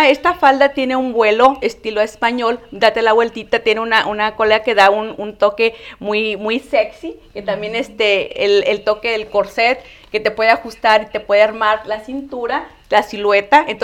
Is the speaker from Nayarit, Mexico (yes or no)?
yes; Nayarit, Mexico; moved away; porque yo soy de Nayarit, donde se hacen los collares, donde se hacen este, todo lo que, lo que es así como artesanal.